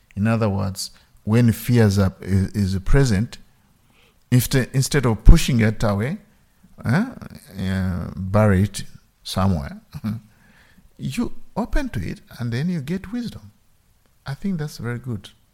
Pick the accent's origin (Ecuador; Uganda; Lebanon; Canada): Uganda; moved away; I grew up in Uganda